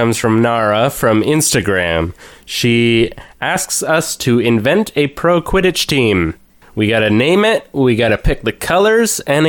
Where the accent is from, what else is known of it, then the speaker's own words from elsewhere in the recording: Markdale, Ontario, Canada; that's my hometown too